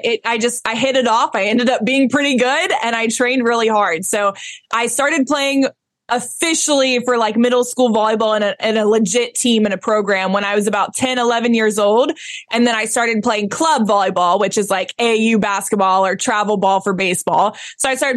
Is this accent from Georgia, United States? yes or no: yes; Atlanta, Georgia, United States; So I was born and raised in Atlanta, Georgia. So I'm a Georgia peach